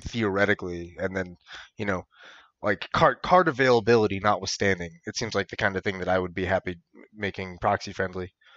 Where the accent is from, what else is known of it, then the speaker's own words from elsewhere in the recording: Michigan, United States; I'm from Michigan.